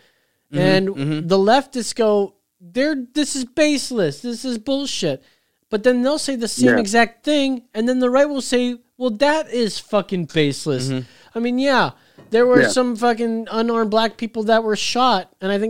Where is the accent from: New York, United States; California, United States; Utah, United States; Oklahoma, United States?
New York, United States; I'm from New York.